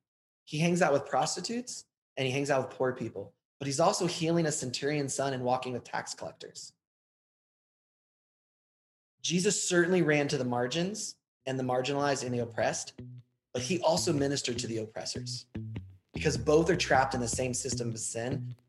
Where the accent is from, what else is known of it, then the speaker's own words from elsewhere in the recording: Southern Ohio, United States; I grew up in Southern Ohio, and your husband actually taught me how to wrestle. I know, right? A little rural Ohio town. My dad was a pastor.